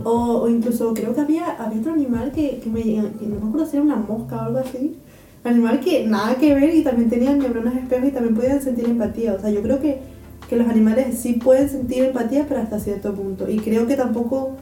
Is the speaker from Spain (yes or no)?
yes; Gran Canaria, Canary Islands, Spain; moved away as an adult; now in Karlsruhe, Germany; nací en Gran Canaria